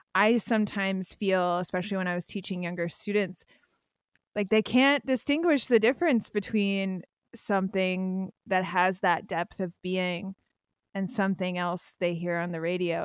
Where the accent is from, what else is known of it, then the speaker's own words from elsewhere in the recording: Pennsylvania, United States; I'm from Pennsylvania